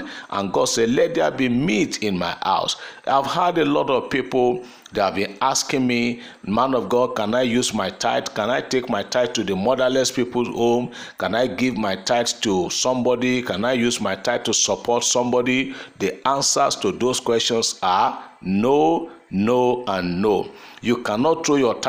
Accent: Nigeria; there are certain constitutional rights I have today as a Nigerian

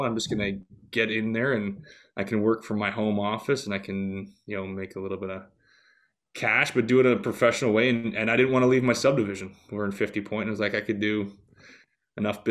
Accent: Stoney Creek, Ontario, Canada; moved away as an adult; also born or lived in Houston; decided to move back to my hometown of Stoney Creek, Ontario about 6 years ago

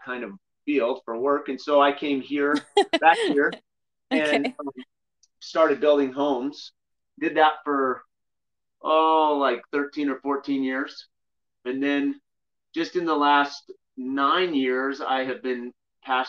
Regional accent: Glenwood Springs, Colorado, United States; also born or lived in Grand Junction, Colorado / Southern California; I grew up here in Glenwood Springs, Colorado, and my parents were pastors growing up

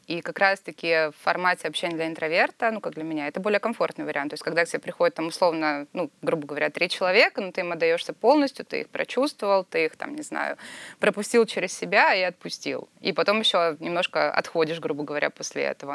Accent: Sochi, Krasnodar Krai, Russia; я из Сочи

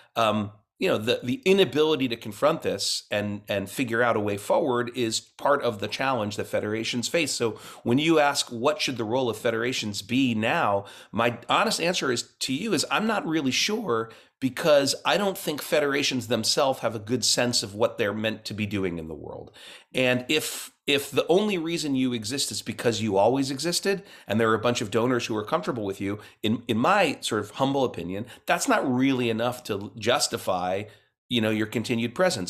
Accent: Cincinnati, Ohio, United States; I grew up mostly in Cincinnati, Ohio

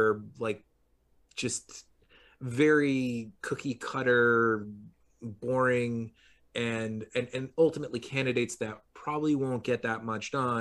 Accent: Long Island, New York, United States; now in New York City, United States; I would commute into New York City from Long Island

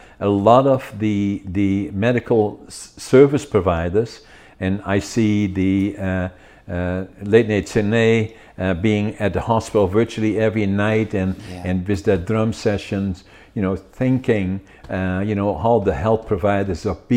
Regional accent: Netherlands; now in Canada; I was in the military for 2 years, drafted in Holland, the Special Forces.

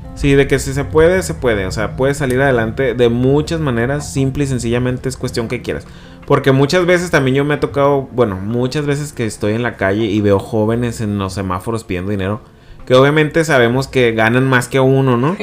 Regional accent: Culiacán, Sinaloa, Mexico; moved away; yo soy de Culiacán

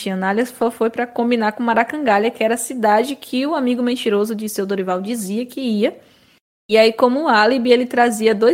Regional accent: Bahia, Brazil; Somos da Bahia, em maior parte, mas nascemos de uma universidade na Bahia, né?

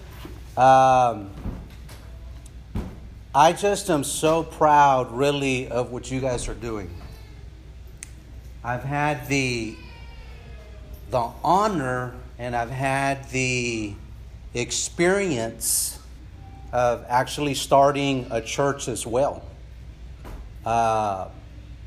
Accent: San Angelo, Texas, United States; now in San Antonio, United States; from a small town, it's not that small, town in West Texas called San Angelo, Texas

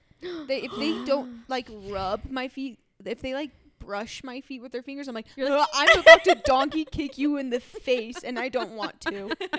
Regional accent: Japan; moved away; I grew up in Japan.

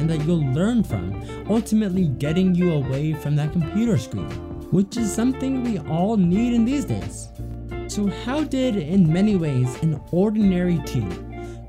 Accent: Canada; I'm also from Canada

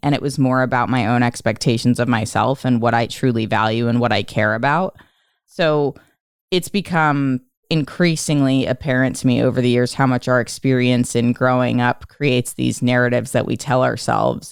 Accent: Philadelphia, Pennsylvania, United States; moved away; having grown up outside of Philadelphia in the suburbs

